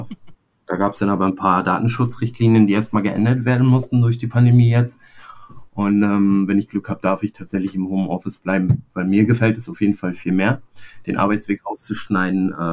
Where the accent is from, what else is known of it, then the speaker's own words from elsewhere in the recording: Rostock, Mecklenburg-Vorpommern, Germany; als Rostocker hier in Rostock äh, ist das schon eine coole, geile Sache